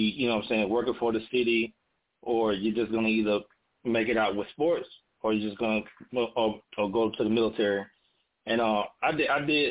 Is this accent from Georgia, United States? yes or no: yes; Pearson, Georgia, United States; moved away as an adult; now in Augusta, United States; I'm from Pearson, Georgia, the town of two red lights